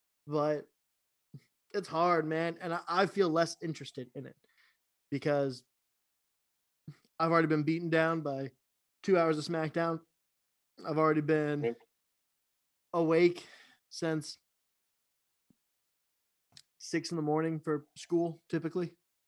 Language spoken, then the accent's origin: English; Canada; I'm Canadian too.